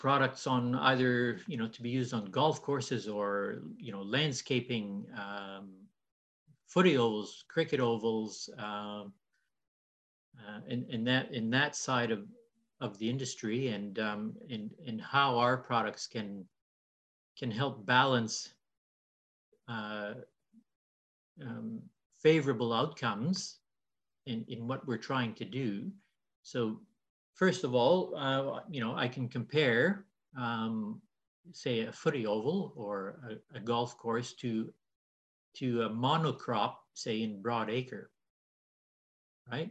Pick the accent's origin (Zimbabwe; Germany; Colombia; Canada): Canada; moved away as an adult; now in Australia; you'll see that I talk funny. I came from Canada 17 years ago today